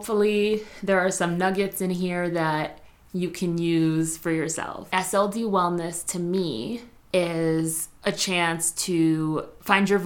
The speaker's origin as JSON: {"language": "English", "town": "Spring Valley", "region": "New York", "country": "United States", "tie": "born or raised there", "said": "I grew up in Spring Valley, New York"}